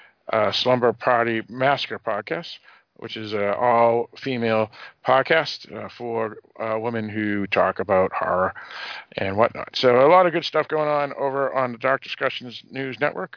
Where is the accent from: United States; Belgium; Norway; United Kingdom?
United States; Northeast; also born or lived in New Hampshire; a Northeasterner, just like myself